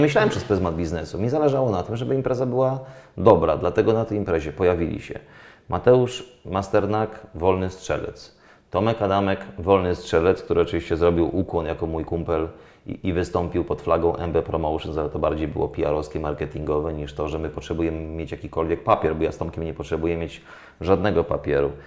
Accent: Dębica, Subcarpathian Voivodeship, Poland; jestem z Dębicy, miasta, gdzie było Mistrzostwo polskie w zapasach

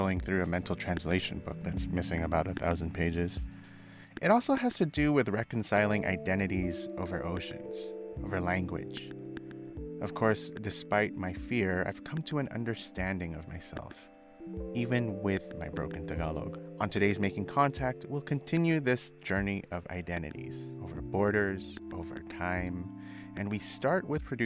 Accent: United States; I was born here soon after, so that makes me Filipino-American

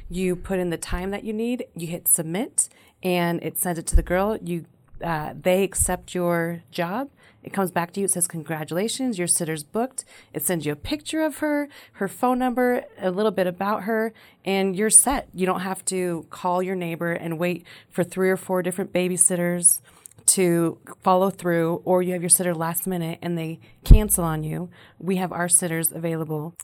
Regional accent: Sparks, Nevada, United States; I was born and raised in Sparks

